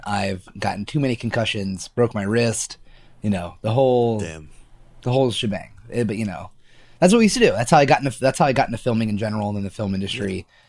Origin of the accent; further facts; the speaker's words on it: Baltimore, Maryland, United States; also born or lived in Lewes, Delaware; I was born in Lewis, Delaware. I lived in Delaware for probably, I don't know, 2 years. I have no recollection of Delaware besides there was a beach, right? My childhood was spent in Baltimore, Maryland, which I like to think that I'm from.